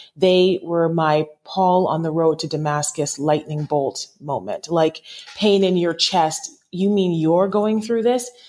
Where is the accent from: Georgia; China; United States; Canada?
Canada; Toronto, Ontario; also born or lived in Lindsay, Ontario; I'm from Toronto, Canada